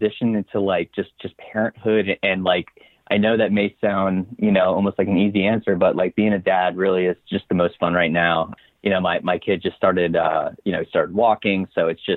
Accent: Coral Springs, Florida, United States; now in Orlando, United States; I grew up in Coral Springs, Florida. That's South Florida, you know, close to Fort Lauderdale

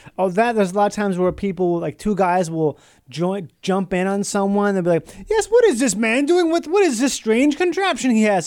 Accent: Minnesota, United States; where I grew up in Minnesota

